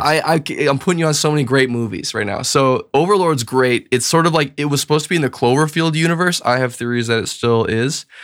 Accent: Bismarck, North Dakota, United States; also born or lived in Edina, Minnesota / Grand Forks, North Dakota; grew up basically the, my whole life in, in Bismarck

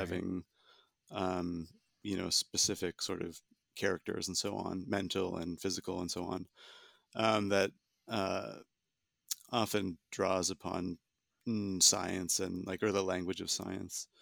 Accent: Southern Ontario, Canada; moved away; I'm from Canada originally, from Southern Ontario in particular

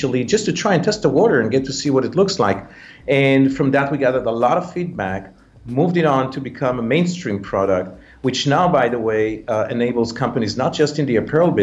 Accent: Israel; moved away as an adult; also born or lived in Thailand; now in United States; I was born in Israel, but at the age of 20 or so, I left the country and I moved to live in Thailand

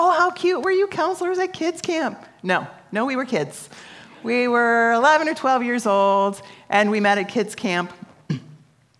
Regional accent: Apple Valley, United States; I grew up in Apple Valley

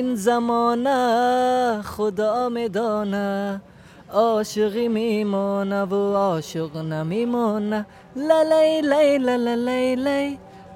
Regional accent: Baghlan, Afghanistan; English is a second language; moved away as an adult; now in Germany; I'm from Baghlan. Baghlan from Afghanistan.

